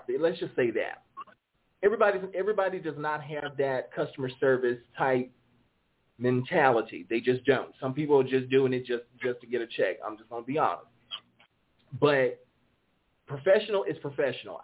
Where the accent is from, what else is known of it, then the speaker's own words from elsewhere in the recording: the South, United States; accent: southern drawl; I have a southern drawl, so yeah, I'm from America